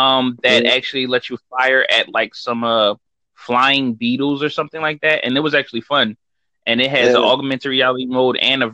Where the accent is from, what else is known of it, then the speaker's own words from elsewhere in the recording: United States; I am from America.